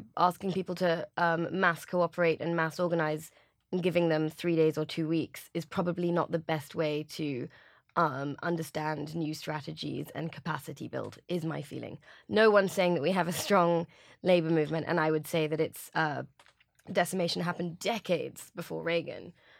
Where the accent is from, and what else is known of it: England, United Kingdom